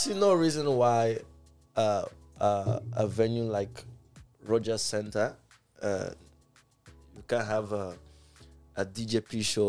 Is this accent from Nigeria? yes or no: yes; Port Harcourt, Rivers State, Nigeria; moved away; I'm from Port Harcourt.